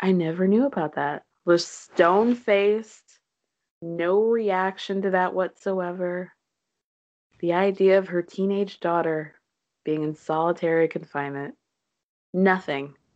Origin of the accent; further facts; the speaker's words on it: New York, United States; as a New Yorker